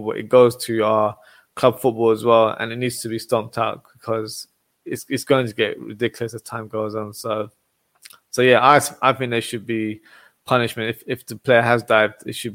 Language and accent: English; England, United Kingdom; I'm from England